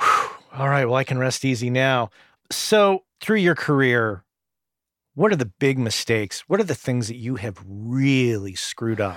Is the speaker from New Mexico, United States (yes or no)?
yes; New Mexico, United States; growing up in New Mexico